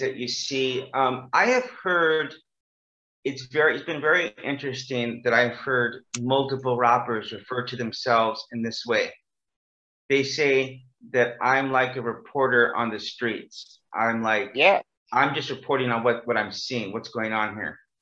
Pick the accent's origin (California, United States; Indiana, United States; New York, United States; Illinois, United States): California, United States; Bakersfield; now in South Korea; my hometown is called Bakersfield, California